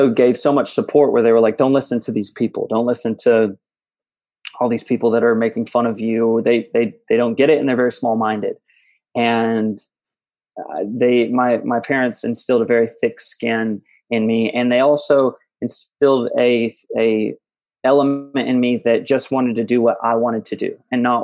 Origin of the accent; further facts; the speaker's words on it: Conway, Arkansas, United States; also born or lived in Little Rock, Arkansas; now in Los Angeles, United States; my family drove me very slowly back to Conway, and I grew up there